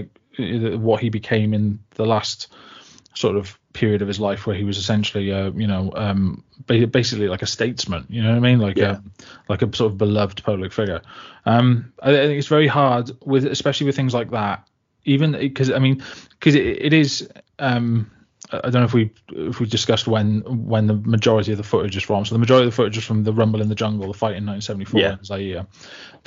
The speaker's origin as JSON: {"language": "English", "town": "Barry", "region": "Wales", "country": "United Kingdom", "tie": "born or raised there", "said": "I was brought up in Barry for the first like 11 years of my life, and before we moved back to like the village where my parents are from"}